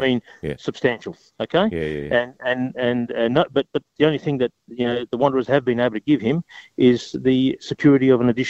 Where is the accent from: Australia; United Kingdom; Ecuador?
Australia; Adelaide, South Australia; It's my hometown. You know, it's my hometown.